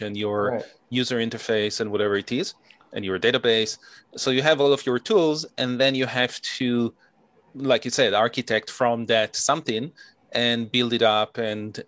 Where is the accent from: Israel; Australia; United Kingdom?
Israel; moved away; I'm originally from Israel